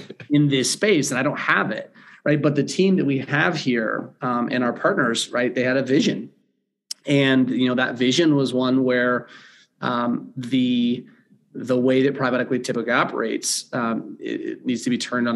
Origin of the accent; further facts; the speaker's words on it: California, United States; moved away as an adult; also born or lived in Ohio / Charlotte, North Carolina; now in Denver, United States; I grew up in California